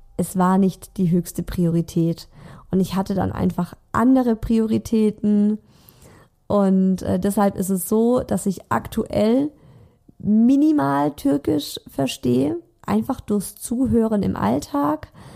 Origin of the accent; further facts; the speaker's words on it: Swabia, Baden-Württemberg, Germany; accent: Swabian; now in Munich, Germany; ich spreche Schwäbisch mit ihm, nicht krasses Schwäbisch, aber es gibt schon viele Wörter, die ich einfach anders ausspreche